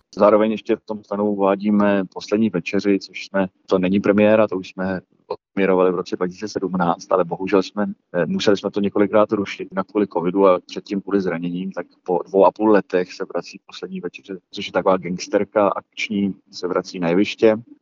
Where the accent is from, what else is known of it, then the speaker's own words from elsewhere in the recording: Malta; moved away as an adult; now in Prague, Czech Republic; já mám mámu Malťanku a tátu Čecha, vyrůstal jsem na Malci, tam jsem se i narodil byl jsem tam do 18 let